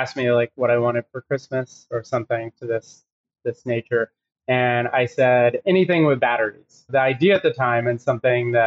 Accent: Texas, United States; moved away as an adult; I grew up in Texas in the middle of nowhere

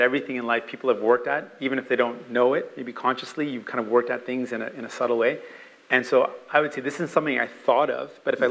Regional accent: Canada; also born or lived in St. John's, Newfoundland and Labrador, Canada / Windsor, Ontario, Canada / Brampton, Ontario, Canada; I learned how to swim in a park right across from where I grew up in mm. St. John's in Bowring Park

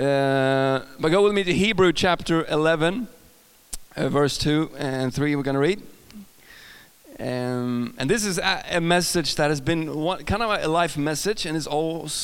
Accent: Sweden; accent: Swedish; English is a second language; I'm from Sweden

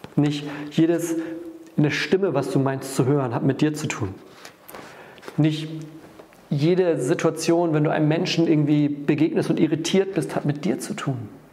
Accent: Northern Germany, Germany; wir gehen da ganz sutsche rein, so sagt man bei uns im Norden.

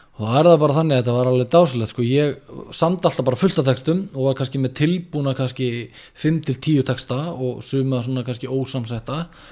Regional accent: Neskaupstaður, Eastern Region, Iceland; now in Reykjavík, Iceland; ég er frá Norfriði

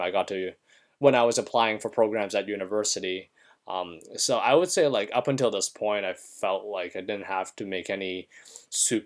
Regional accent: Canada; moved away as an adult; now in United States; I am a Canadian citizen

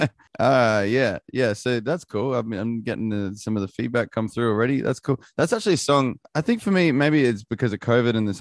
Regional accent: Australia; being Australian

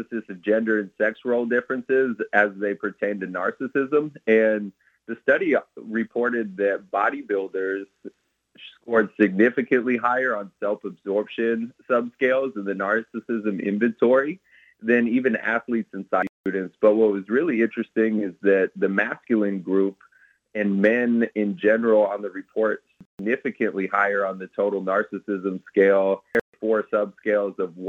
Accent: Mitchellville, Iowa, United States; I grew up in Mitchellville, Iowa on a farm

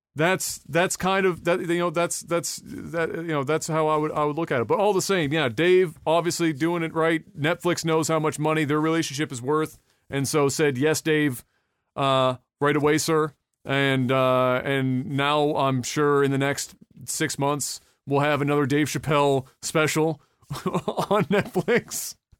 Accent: Canada; I'm Canadian

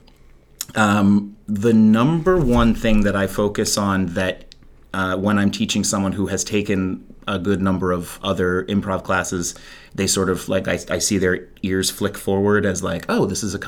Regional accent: Chapel Hill, North Carolina, United States; moved away as an adult; also born or lived in Chicago; I hail from here. I grew up in Chapel Hill

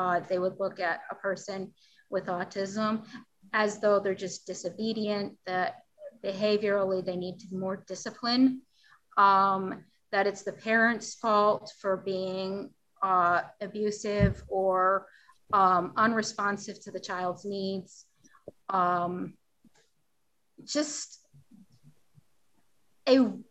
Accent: Lisle, Illinois, United States; my hometown is Lisle

